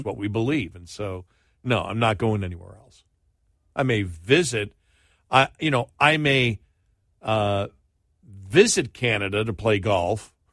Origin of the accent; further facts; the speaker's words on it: United States; I'm an American